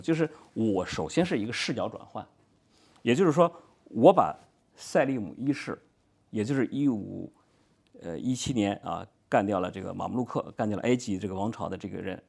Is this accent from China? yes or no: yes; China; 我们中国人